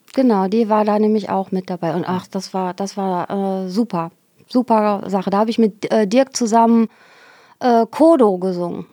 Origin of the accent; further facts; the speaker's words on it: Xanten, North Rhine-Westphalia, Germany; also born or lived in Geldern; Ich bin ja in Xanten zur Schule gegangen